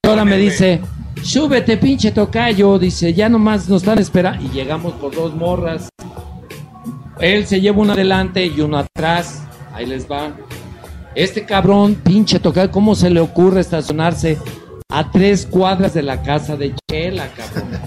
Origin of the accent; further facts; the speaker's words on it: León, Guanajuato, Mexico; si yo soy de León